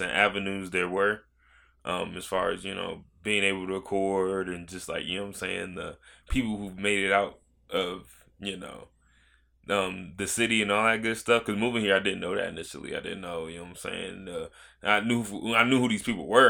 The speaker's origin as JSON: {"language": "English", "town": "Virginia Beach", "region": "Virginia", "country": "United States", "tie": "born or raised there", "also_born_or_lived": "Georgia", "said": "I moved here in twenty twelve. So, I was twelve"}